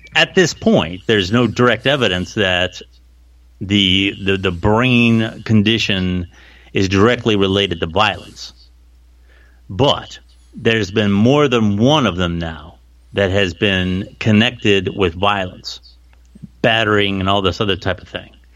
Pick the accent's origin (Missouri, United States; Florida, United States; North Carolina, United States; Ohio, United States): Ohio, United States; Canton; I'm from Canton